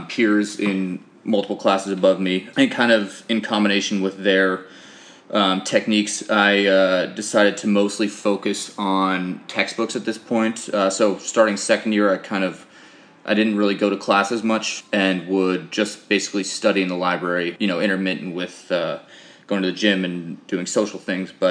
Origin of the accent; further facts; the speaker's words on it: Boston, Massachusetts, United States; I grew up in Boston, went to high school in that area.